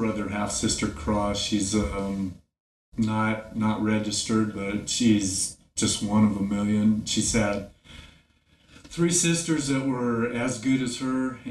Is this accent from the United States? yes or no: yes; Kingman, Arizona, United States; also born or lived in Buckeye, Arizona / Gila Bend, Arizona / Tulsa, Oklahoma; I'm a native-born Arizonan. I was born in Buckeye, Arizona. We lived in Gila Bend. I moved to Kingman when I was 5 years old. I went to school in Kingman, Arizona.